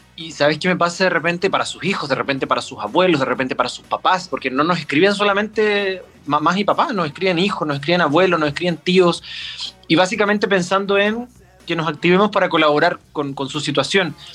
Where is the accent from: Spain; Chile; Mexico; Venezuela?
Chile; Concepción, Biobío; moved away as an adult; now in Santiago, Chile; vivo a cuatro cuadras de acá porque toda mi vida crecí en Colo Colo, entre Barrio y Siempre viví ahí